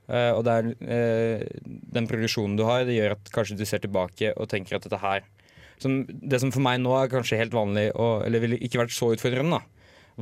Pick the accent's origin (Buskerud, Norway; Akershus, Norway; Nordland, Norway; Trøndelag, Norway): Buskerud, Norway; Hønefoss; Men nei, jeg var først leder for lokallaget hjemme i Hønefoss. Så var jeg fylkesstyrerepresentant i, i, i Buskerud SU, da.